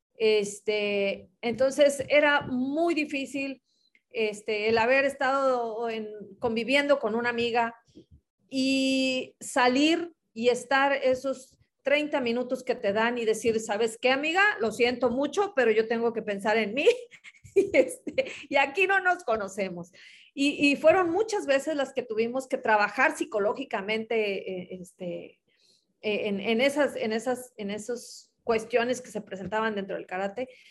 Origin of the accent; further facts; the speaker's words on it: Ciudad Madero, Tamaulipas, Mexico; soy de Tamaulipas, eh, de Ciudad Madero, aquí cerquita de la playa